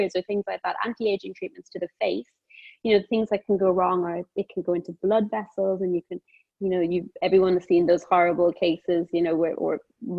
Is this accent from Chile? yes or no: no; Cork, Munster, Ireland; now in London, United Kingdom; I am Irish, Southern Irish, born in Cork, grew up in a big family. Yeah. In Cork.